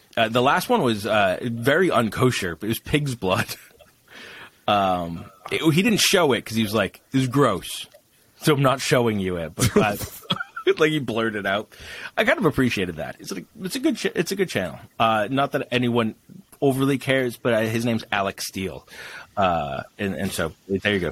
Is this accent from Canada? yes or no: no; England, United Kingdom